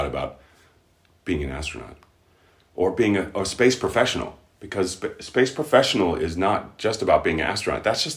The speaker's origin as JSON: {"language": "English", "town": "Key West", "region": "Florida", "country": "United States", "moved": "yes", "said": "I'm originally from Key West"}